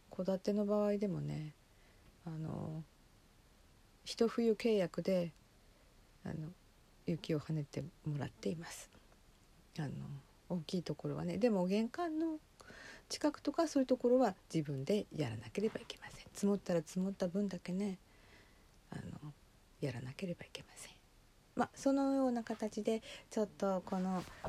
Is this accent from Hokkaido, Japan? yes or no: yes; inland Hokkaido, Japan; 北海道の内陸で生まれ育ちえー、しばらく8年ほど離れてまた戻ってきた身